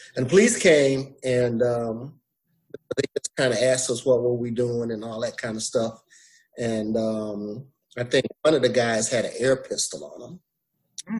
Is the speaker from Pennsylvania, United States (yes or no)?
no; Flint, Michigan, United States; also born or lived in Alabama; I was raised in Michigan, in Flint, Michigan